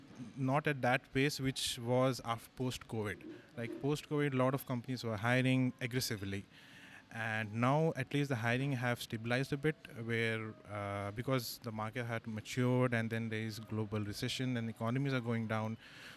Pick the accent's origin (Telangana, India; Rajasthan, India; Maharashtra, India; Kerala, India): Telangana, India; Hyderabad; I'm from Hyderabad.